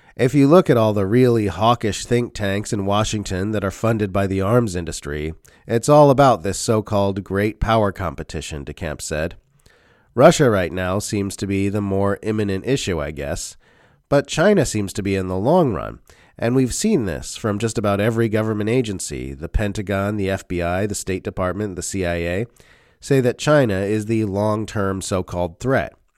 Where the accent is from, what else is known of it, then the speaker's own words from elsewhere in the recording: Australia; As an Australian, I know I live in a member state of the U S centralized empire